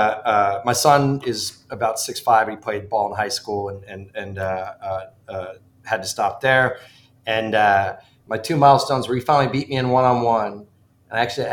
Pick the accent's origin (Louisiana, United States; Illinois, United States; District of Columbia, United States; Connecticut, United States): Connecticut, United States; Ridgefield; moved away; I grew up in the mean streets of Ridgefield, Connecticut